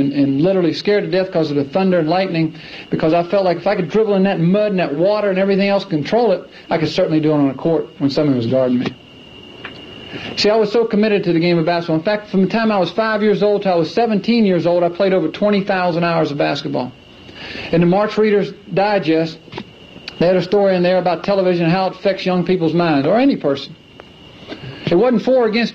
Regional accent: Clemson, South Carolina, United States; I grew up in Clemson, South Carolina, and when I was 4 years old, the only thing I ever knew was basketball

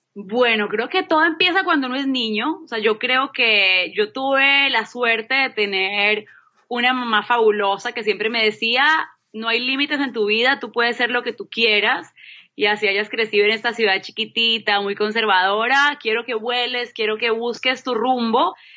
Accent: Manizales, Caldas, Colombia; moved away as an adult; also born or lived in Bogotá, Colombia / Boston, United States; soy colombiana, nací en Manizales

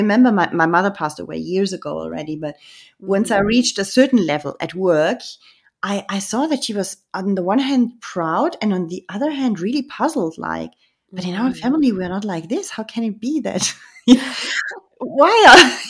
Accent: Germany; I grew up in Germany

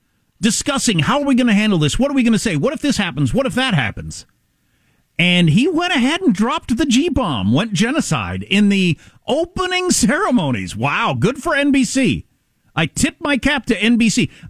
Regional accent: United States; I'm embarrassed as an American

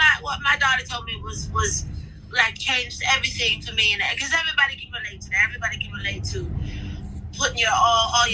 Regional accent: Canton, Ohio, United States; I'm from Canton, Ohio, which is a small city

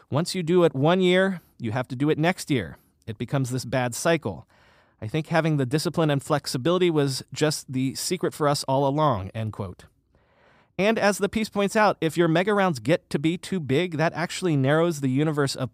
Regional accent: Florida, United States; now in Brooklyn, United States; And I grew up in South Florida, so I know from hot and humid better than most.

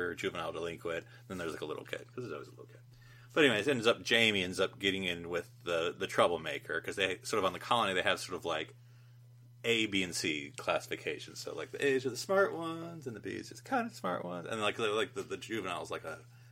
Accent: United States; as an American

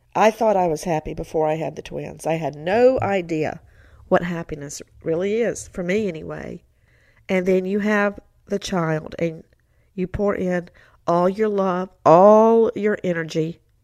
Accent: Macon, Georgia, United States; where I grew up in Macon, Georgia

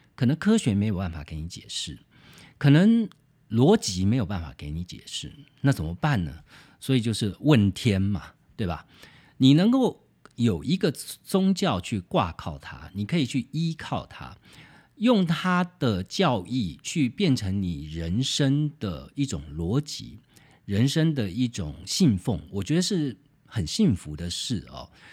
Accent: Taiwan; 我自己认为我是台湾人，这绝对是天经地义的

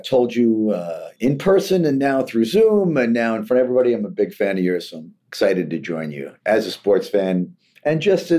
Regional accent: Queens, New York, United States; I grew up in Queens, moved back here 10 years ago.

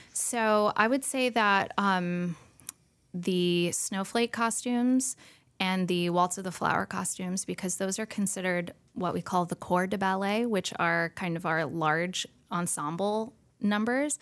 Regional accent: Winston-Salem, North Carolina, United States; also born or lived in New York; I grew up here, you know, in Winston, and um, I grew up at the School of the Arts

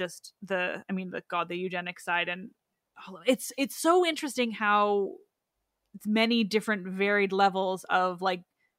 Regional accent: Canada; I'm Canadian.

